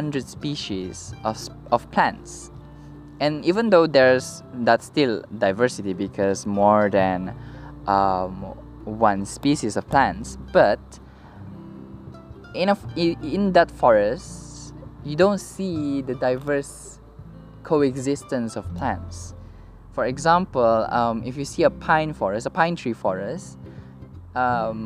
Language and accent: English; Victoria, Labuan, Malaysia; also born or lived in Kota Kinabalu, Sabah; So I was raised in Labuan, one of Malaysia's federal territories.